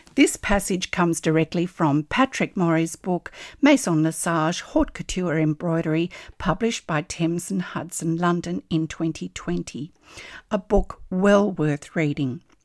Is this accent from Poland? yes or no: no; Australia; I'm an Australian textile artist